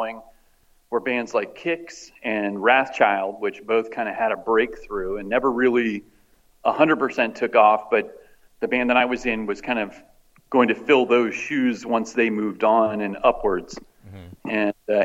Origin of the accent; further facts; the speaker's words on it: Maryland, United States; I grew up in Maryland, in a suburb of DC, in a fairly well-to-do area.